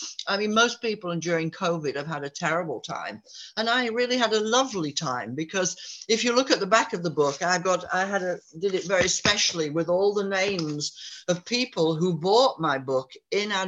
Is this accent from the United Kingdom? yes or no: yes; Yorkshire Dales, Yorkshire and the Humber, United Kingdom; my village here, I was born here, and my father and my grandfather were born in this village in the Yorkshire Dales